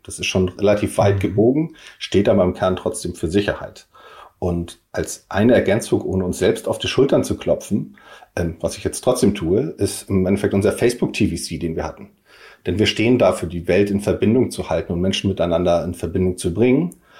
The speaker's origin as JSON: {"language": "German", "town": "Kiel", "region": "Schleswig-Holstein", "country": "Germany", "moved": "yes", "lives_now": "Hamburg, Germany", "said": "mein Herz ist natürlich Kiel, aber ähm, ich lebe und wohne und arbeite in Hamburg"}